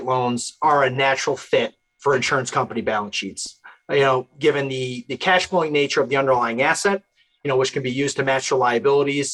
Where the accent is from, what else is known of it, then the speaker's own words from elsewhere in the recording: New Hartford, New York, United States; hometown, I'm from New Hartford, New York. It's in upstate New York